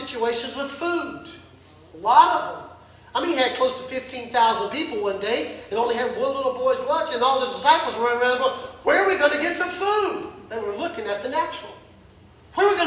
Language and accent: English; the South, United States; soul food growing up in the South